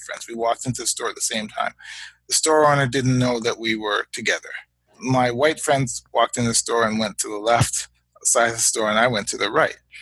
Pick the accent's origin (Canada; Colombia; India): Canada; Hamilton, Ontario; also born or lived in United States; now in Guelph, Canada; I was born in Hamilton, Ontario, in Canada, um, to parents of Guyanese heritage.